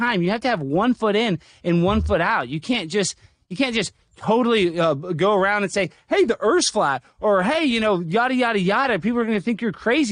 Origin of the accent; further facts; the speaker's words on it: Dallas, Texas, United States; I'm born and raised in Dallas